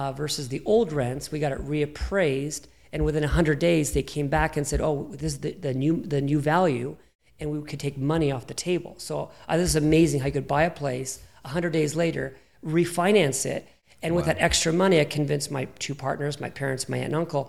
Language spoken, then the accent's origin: English; Toronto, Ontario, Canada; I'm from Toronto. My first property I bought, I was 14 years old here in Toronto